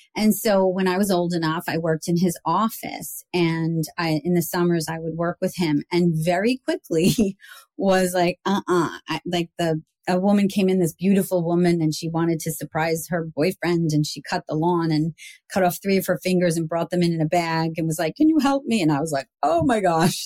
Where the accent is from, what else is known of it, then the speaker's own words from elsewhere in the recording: New York, United States; now in Montclair, United States; I was like this New Yorker